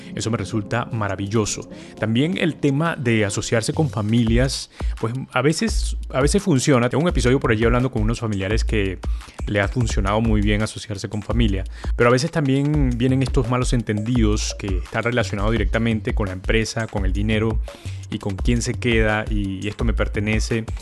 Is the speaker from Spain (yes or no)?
no; Venezuela; moved away; estoy en mi tierra además, en Venezuela